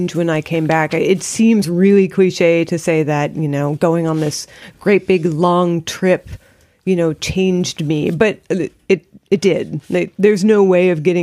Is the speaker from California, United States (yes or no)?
yes; California, United States; I grew up in California